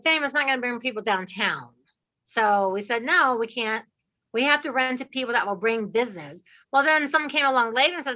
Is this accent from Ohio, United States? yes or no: yes; Dayton, Ohio, United States; I'm from Dayton, Ohio